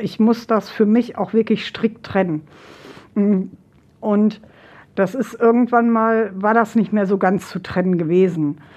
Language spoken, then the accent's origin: German; Finland; meine leibliche Mutter ist gestorben und wir kommen eben halt äh, aus Finnland.